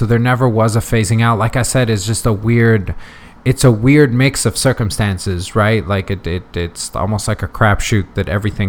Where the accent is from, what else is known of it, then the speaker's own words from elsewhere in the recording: United States; English is a second language; Then growing up in the States, so always being around languages, like I'm fortunate enough